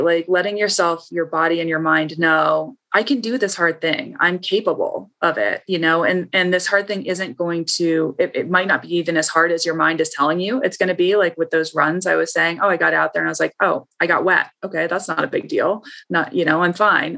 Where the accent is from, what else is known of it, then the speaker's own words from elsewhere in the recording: Ohio, United States; I grew up in Ohio